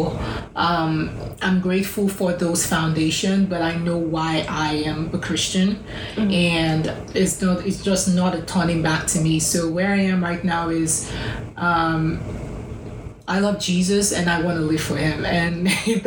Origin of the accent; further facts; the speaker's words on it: Lagos, Nigeria; moved away as an adult; so I did my college in my hometown, Lagos, Nigeria